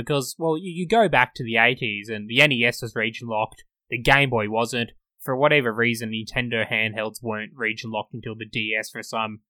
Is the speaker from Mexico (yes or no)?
no; Australia; we're in Australia, we're in the Antipodes